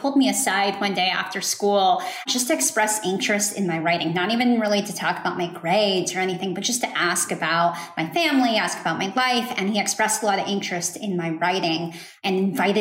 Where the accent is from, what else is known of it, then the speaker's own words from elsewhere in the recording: Dallas, Texas, United States; I grew up in Dallas, Texas, and attended a school in a suburb here